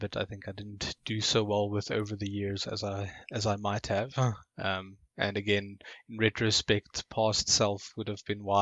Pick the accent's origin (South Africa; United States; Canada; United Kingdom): South Africa; Johannesburg, Gauteng; also born or lived in Upington, South Africa; our first year here in Johannesburg after we moved from Uppington. That would have been 1996.